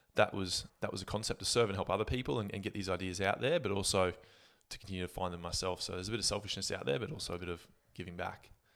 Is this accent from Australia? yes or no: yes; Gladstone, Queensland, Australia; also born or lived in Brisbane; growing up in Gladstone